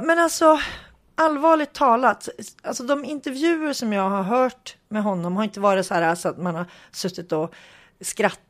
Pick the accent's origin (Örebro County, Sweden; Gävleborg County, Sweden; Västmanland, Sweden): Gävleborg County, Sweden; Hudiksvall; jag kommer ju från Hudik